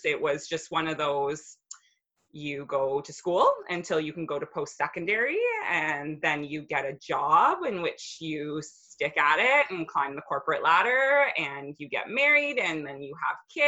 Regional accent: Brampton, Ontario, Canada; moved away as an adult; also born or lived in Aurora, Ontario / Calgary, Alberta; neither one of us had really lived anywhere else outside of our hometowns. Like we'd always been in this little pocket of Ontario, and like the most branching out I did was I moved to Aurora from Brampton

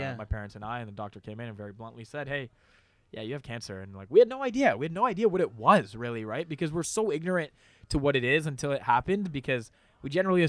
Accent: Mississauga, Ontario, Canada; I was born in Toronto, yes.

